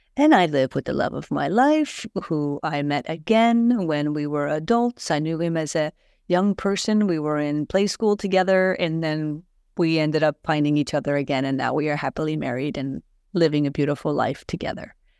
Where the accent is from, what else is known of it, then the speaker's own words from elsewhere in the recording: Columbus, Ohio, United States; now in Sweden; I'm from Ohio. I consider myself to be from Columbus, Ohio.